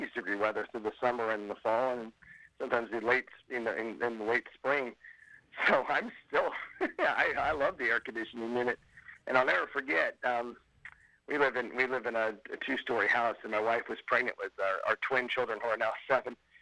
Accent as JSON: {"language": "English", "town": "Sacramento", "region": "California", "country": "United States", "tie": "born or raised there", "said": "I grew up in Sacramento"}